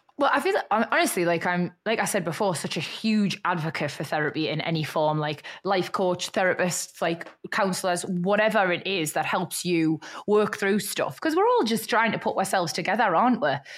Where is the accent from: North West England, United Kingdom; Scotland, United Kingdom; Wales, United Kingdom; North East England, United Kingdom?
North East England, United Kingdom; Newcastle upon Tyne; accent: Geordie; moved away as an adult; also born or lived in Liverpool; now in London, United Kingdom; born and bred Geordie